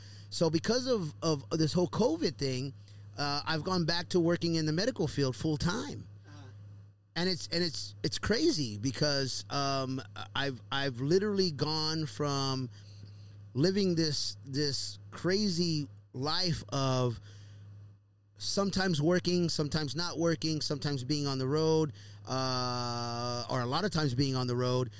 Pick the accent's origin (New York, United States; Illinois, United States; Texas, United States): Texas, United States; Houston; my son is in the radiology program back home in my hometown. Down in Houston, Texas, where he lives